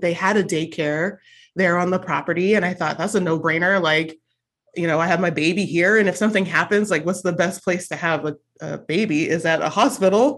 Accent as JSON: {"language": "English", "region": "California", "country": "United States", "also_born_or_lived": "Arizona", "said": "I came home from Arizona back to California"}